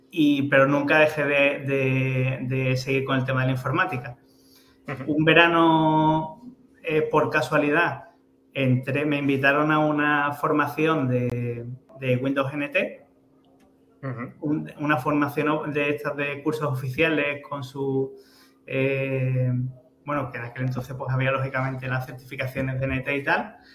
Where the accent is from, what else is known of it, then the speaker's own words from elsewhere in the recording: El Puerto de Santa María, Andalusia, Spain; soy del puerto de Santa María